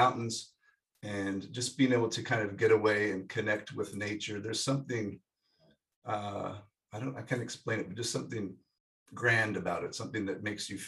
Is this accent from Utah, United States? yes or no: yes; Salt Lake City, Utah, United States; I grew up in Salt Lake City, Utah